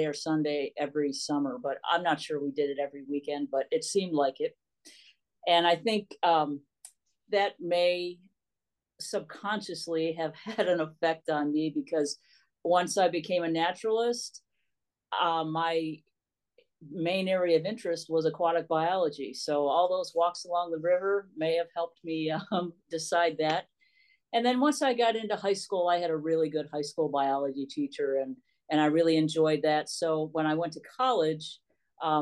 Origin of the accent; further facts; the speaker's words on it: southwest of Cleveland, Ohio, United States; I grew up just southwest of Cleveland, Ohio